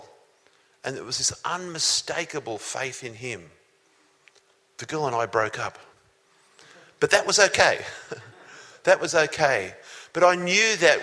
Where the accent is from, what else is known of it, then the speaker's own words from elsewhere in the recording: Sydney, New South Wales, Australia; also born or lived in Newcastle; when I was 12 years old. We lived in Sydney.